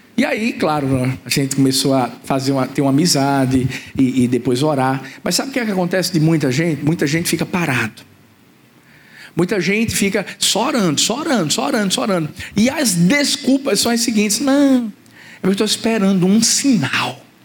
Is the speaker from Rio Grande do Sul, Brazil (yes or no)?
no; Recife, Pernambuco, Brazil; also born or lived in Maranguape, Paulista; Eu sou de Recife.